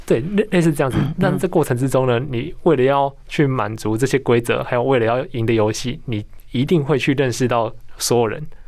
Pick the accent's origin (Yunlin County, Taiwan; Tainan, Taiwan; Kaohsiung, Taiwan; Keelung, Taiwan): Tainan, Taiwan; 因为我是台南人